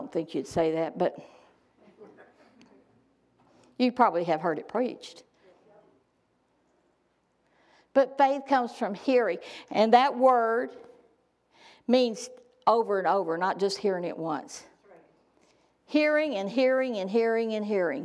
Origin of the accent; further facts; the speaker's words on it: Texarkana, Texas, United States; moved away; also born or lived in Saskatchewan; my hometown in Texas